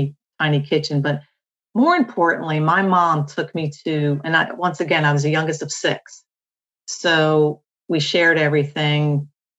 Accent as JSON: {"language": "English", "region": "New Jersey", "country": "United States", "said": "I'm from New Jersey."}